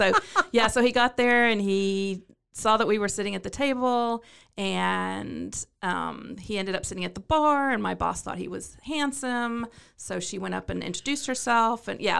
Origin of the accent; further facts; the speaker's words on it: London, United Kingdom; accent: British; Well, I was Born and raised in London, England. I know you can't tell by my thick British accent